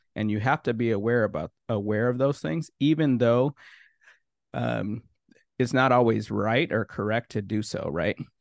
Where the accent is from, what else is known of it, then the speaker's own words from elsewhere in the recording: Minnesota, United States; also born or lived in Haiti; I'm from Haiti originally, but grew up in Minnesota